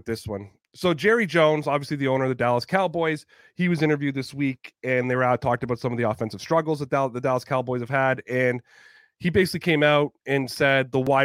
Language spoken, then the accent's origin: English; Toronto area, Ontario, Canada; being a Canadian is a big deal for me. Being a Canadian in the Toronto area, it's a big deal for me